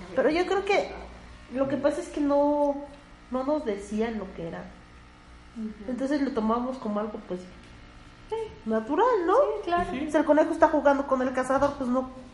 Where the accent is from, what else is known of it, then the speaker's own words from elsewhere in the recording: Mexico; son cosas que, que tenemos como mexicanos